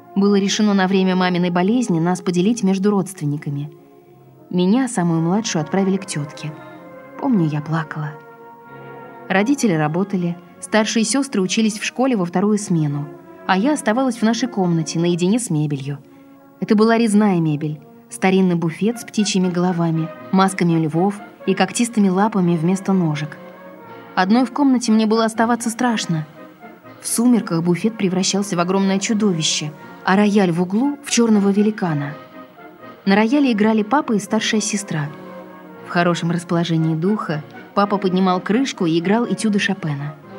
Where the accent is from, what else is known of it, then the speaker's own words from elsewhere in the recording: Saint Petersburg, Russia; я родилась в Ленинграде после войны. Мое детство прошло в большой коммунальной квартире